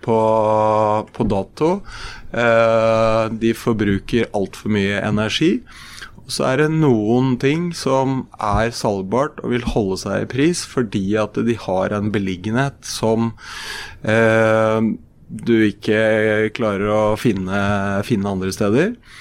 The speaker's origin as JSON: {"language": "Norwegian", "town": "Brumunddal", "region": "Innlandet", "country": "Norway", "tie": "born or raised there", "said": "er jeg født og oppvokst i Brumunddal"}